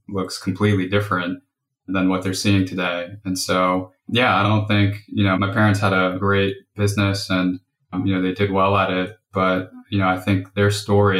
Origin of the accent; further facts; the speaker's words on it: New York City, New York, United States; I grew up in New York and Brooklyn.